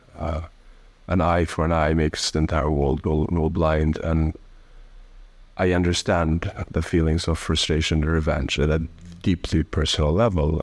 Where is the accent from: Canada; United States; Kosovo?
Kosovo; also born or lived in Albania / Italy / Germany; I grew up for the rest of my, I mean, for most of my life, um, um, in Kosovo